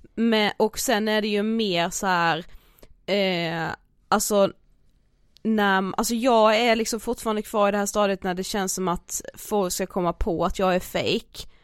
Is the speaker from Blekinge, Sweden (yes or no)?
yes; Karlshamn, Blekinge, Sweden; moved away; våra vänner hemma i Karlshamn